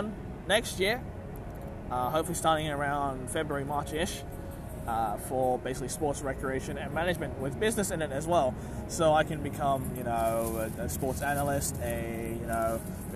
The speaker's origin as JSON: {"language": "English", "country": "Australia", "said": "as an Australian"}